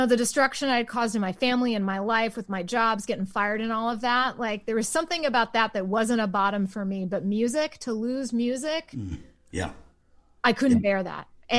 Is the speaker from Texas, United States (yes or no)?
yes; Waco, Texas, United States; I grew up in Waco